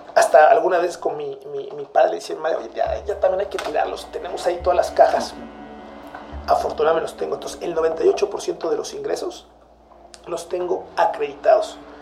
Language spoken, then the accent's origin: Spanish; Mexico; moved away as an adult; now in Chile